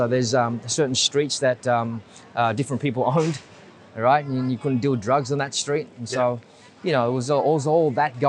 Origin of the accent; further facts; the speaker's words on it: Sydney, New South Wales, Australia; first language Vietnamese; also born or lived in Bondi; this is Cabramatta. This is my hometown.